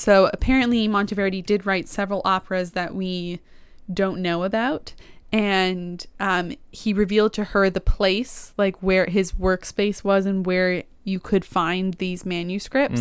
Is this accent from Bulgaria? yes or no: no; Canada; I am a Canadian